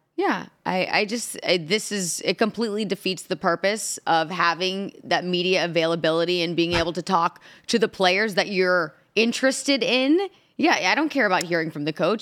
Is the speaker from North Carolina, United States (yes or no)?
no; Indianapolis, Indiana, United States; Indianapolis, my hometown